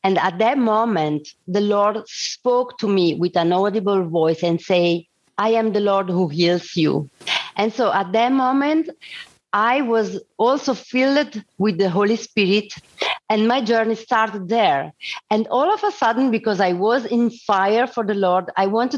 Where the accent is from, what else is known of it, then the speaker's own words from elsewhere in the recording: Lugano, Ticino, Switzerland; I was born here in Lugano, Switzerland. So it's the Italian side of the Switzerland. And I grew up, I did the school, and I went to university